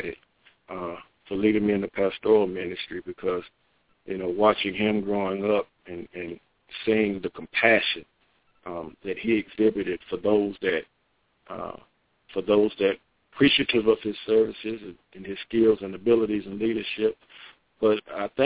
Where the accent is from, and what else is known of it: Asheboro, North Carolina, United States; born or raised there; moved away as an adult; also born or lived in Sanford, North Carolina